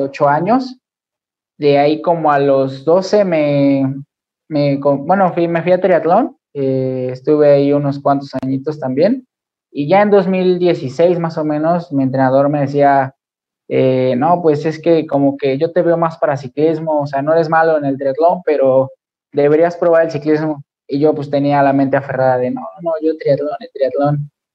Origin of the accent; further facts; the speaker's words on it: Mexico City, Mexico; soy de la Ciudad de México